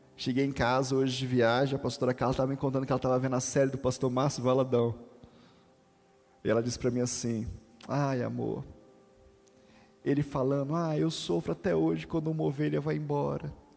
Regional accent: Volta Redonda, Rio de Janeiro, Brazil; quando eu aprendi ela na minha adolescência, lá em Volta Redonda, lá no grupo de juvenis

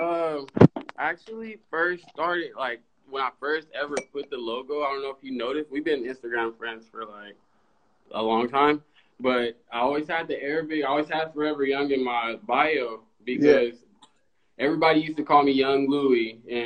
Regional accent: San Bernardino, California, United States; moved away; also born or lived in Oklahoma; I'm from California, San Bernardino.

